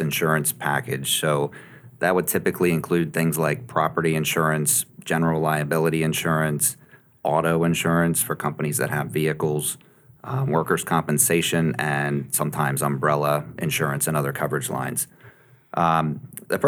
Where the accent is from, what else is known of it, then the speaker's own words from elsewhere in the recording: Lancaster County, Pennsylvania, United States; I grew up in Lancaster County and spend most of my time in Lancaster and York counties